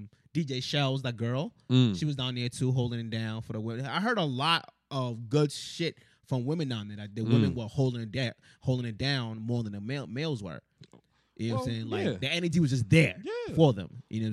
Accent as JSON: {"language": "English", "town": "Boston", "region": "Massachusetts", "country": "United States", "tie": "born or raised there", "said": "where I grew up in Mission and everything"}